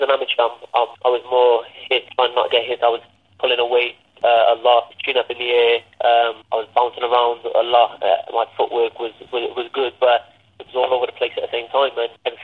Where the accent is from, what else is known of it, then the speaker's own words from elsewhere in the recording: Cardiff, Wales, United Kingdom; Fighting for my first title in my hometown